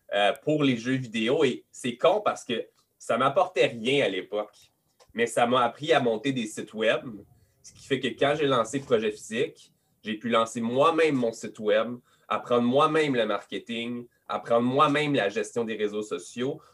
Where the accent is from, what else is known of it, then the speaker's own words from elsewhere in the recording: Montreal, Quebec, Canada; accent: Quebec; je suis québécois, je suis à Montréal, 514 euh, Montréal.